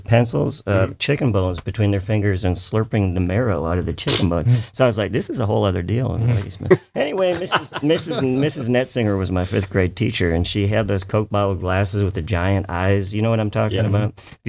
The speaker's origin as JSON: {"language": "English", "town": "Ladysmith", "region": "Wisconsin", "country": "United States", "tie": "born or raised there", "also_born_or_lived": "Sheldon, Wisconsin", "said": "in the fifth grade, I moved to Sheldon, Wisconsin. I'm from Ladysmith. Ladysmith is so small, so small"}